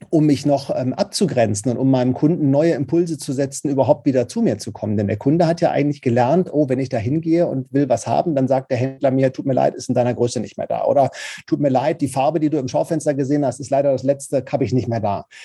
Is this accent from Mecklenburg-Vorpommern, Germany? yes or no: no; Paderborn, North Rhine-Westphalia, Germany; Ich komme ja aus Paderborn das ist ja so ostwestfälische Provinz.